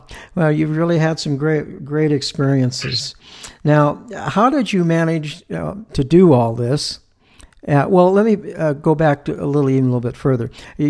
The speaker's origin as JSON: {"language": "English", "region": "California", "country": "United States", "said": "being a Californian myself"}